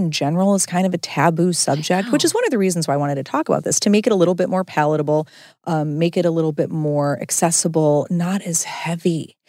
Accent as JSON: {"language": "English", "region": "Midwest", "country": "United States", "said": "we're both from the Midwest."}